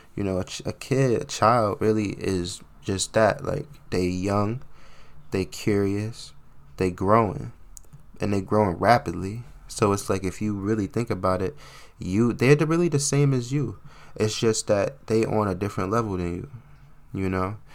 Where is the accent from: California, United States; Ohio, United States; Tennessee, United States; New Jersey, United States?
New Jersey, United States; I hail from the Sweet, Sweet Land of New Jersey